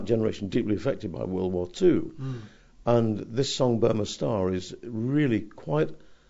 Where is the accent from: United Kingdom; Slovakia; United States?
United Kingdom; England; born or raised there